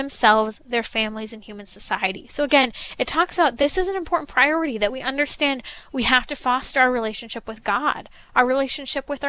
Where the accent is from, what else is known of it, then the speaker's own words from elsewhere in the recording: San Bernardino County, California, United States; I grew up in San Bernardino County, just a little ways away from Rancho Cucamonga